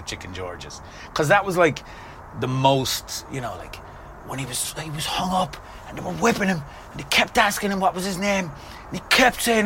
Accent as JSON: {"language": "English", "town": "Limerick", "region": "Munster", "country": "Ireland", "tie": "born or raised there", "also_born_or_lived": "San Francisco", "moved": "as an adult", "lives_now": "Los Angeles, United States", "said": "I grew up in Limerick, grew up in Park, basically grew up out the Dublin Road"}